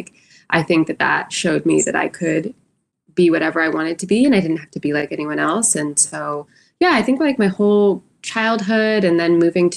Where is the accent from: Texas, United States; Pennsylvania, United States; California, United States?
California, United States; San Francisco; moved away as an adult; also born or lived in New York City; now in Los Angeles, United States; I am originally from San Francisco, California